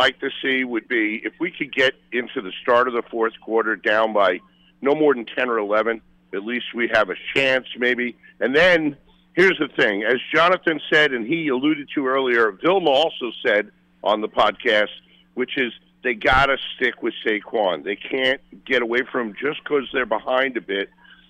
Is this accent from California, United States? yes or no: no; Brooklyn, New York, United States; And we grew up in Brooklyn